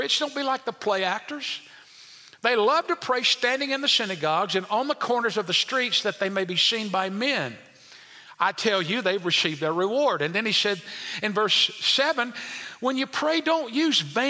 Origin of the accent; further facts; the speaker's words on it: El Dorado, Arkansas, United States; as a kid, there was a certain man growing up in El Dorado, Arkansas, at Westside Baptist Church